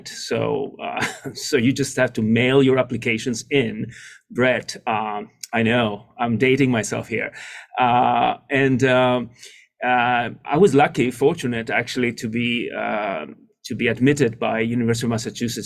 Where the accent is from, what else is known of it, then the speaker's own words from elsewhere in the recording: just outside of Athens, Attica, Greece; moved away as an adult; now in United States; I grew up in Greece, just outside of Athens